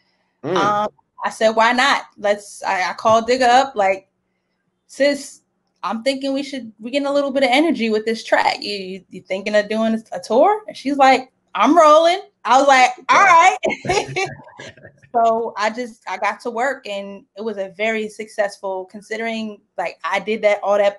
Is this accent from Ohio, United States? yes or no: no; Boston, Massachusetts, United States; It's just you know, I'm from Boston, so we speak okay.